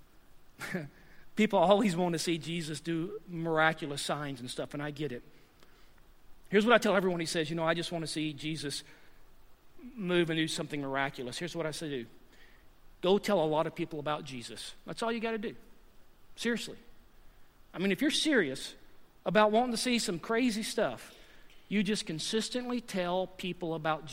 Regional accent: the South, United States; moved away; I'm from the South, and I've been here for 9 years as well

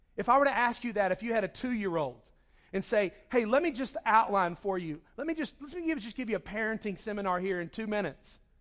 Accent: Charlotte, North Carolina, United States; moved away; I grew up in Charlotte

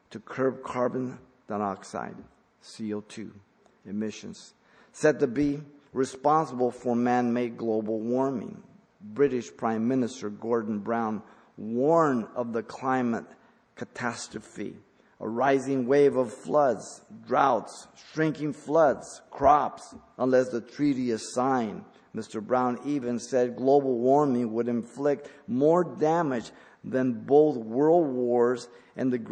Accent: Mexico; English is a second language; moved away; I came from Mexico, I learned English.

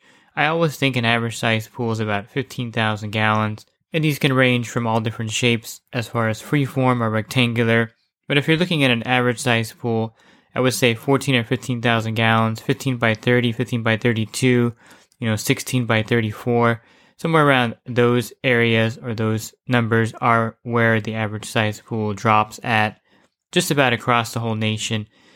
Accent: New Jersey, United States; now in California, United States; I grew up in New Jersey, so when I was a kid, I remember the backyard, we had a doughboy pool, and in the wintertime, it looked like a giant snow cone with a tarp on it.

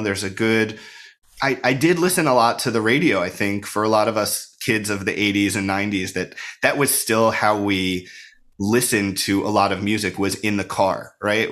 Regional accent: Bucks County, Pennsylvania, United States; moved away as an adult; also born or lived in Princeton area, New Jersey / New York; now in Philadelphia, United States; I grew up outside of Philadelphia

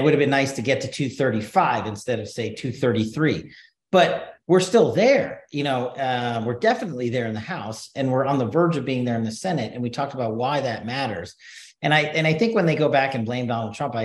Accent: New York, United States; now in Nevada, United States; the New York Post, my hometown newspaper

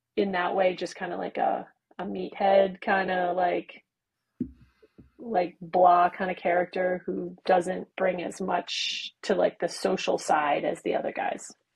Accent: United States; We're we're American

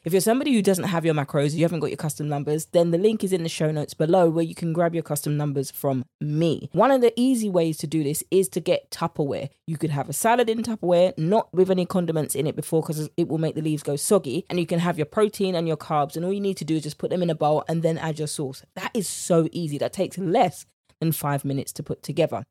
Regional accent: United Kingdom; accent: British; my British accent

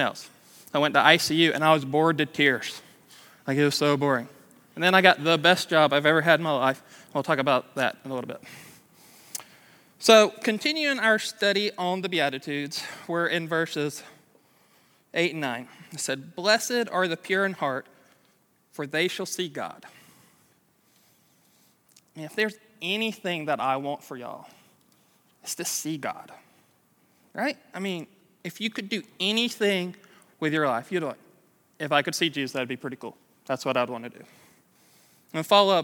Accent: Douglasville, Georgia, United States; I grew up in Douglasville, which is like that way, down 92

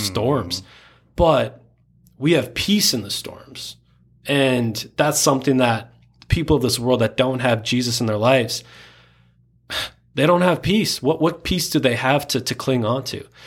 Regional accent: Spring Lake Park, Minnesota, United States; I grew up in a very small town called Spring Lake Park. Not many people, uh, even in Minnesota know where that's

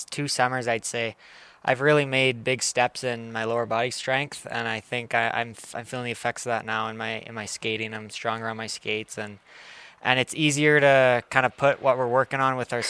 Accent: Calgary, Alberta, Canada; I'm from Calgary, so a no-brainer to kind of stick here

